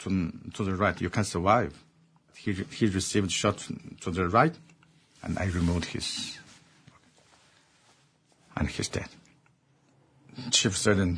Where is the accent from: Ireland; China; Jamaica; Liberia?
China; Xinjiang; moved away; there's a place called Xinjiang, and that is my homeland.